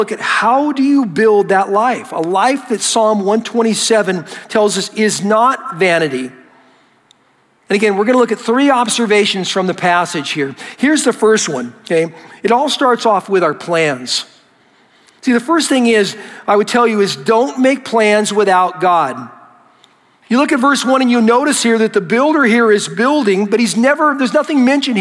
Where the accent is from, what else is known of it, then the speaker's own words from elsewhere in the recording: United States; I'm an American